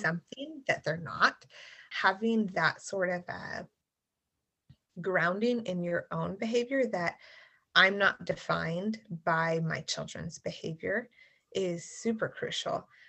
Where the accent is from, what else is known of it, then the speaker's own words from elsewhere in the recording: the South, United States; moved away as an adult; I grew up in the South